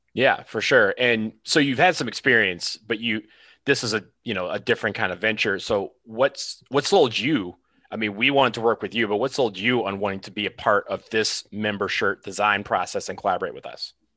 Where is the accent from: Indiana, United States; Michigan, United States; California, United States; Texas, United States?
Michigan, United States; Detroit; I'm from Detroit, one of one of Detroit's finest